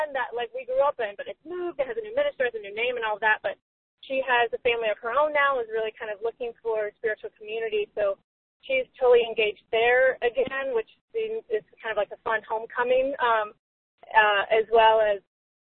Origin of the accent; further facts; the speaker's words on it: Atlanta, Georgia, United States; moved away; growing up in the Atlanta Church of Religious Science, as it was called when I was younger